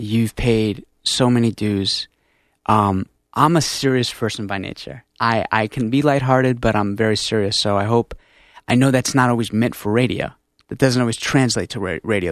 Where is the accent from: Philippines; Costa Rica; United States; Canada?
United States; Stamford, Connecticut; we're from Stanford